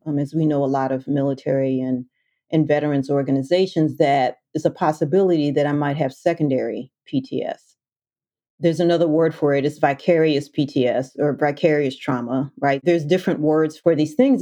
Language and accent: English; Washington, District of Columbia, United States; I grew up in the Washington, D.C. metro area